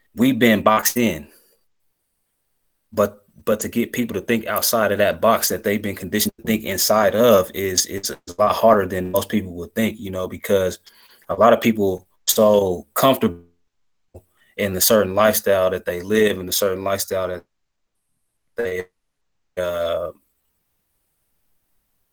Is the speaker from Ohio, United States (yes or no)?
no; Central California, United States; I grew up in Central California, in the 90s.